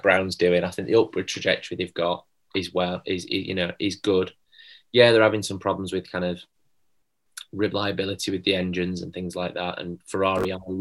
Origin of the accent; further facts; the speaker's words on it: Sheffield, Yorkshire and the Humber, United Kingdom; we're from Sheffield